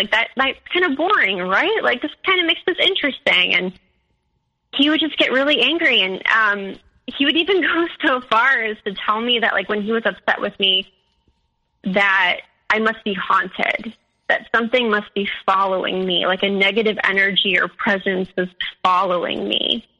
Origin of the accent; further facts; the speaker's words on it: Midwest, United States; I'm from the Midwest, like we, you know, like that kind of spirituality just isn't like really in our culture.